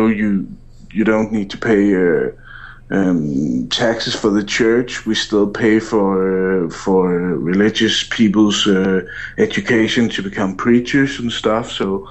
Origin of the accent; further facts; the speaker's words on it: Denmark; My Twitter handle is …, and I'm from Denmark.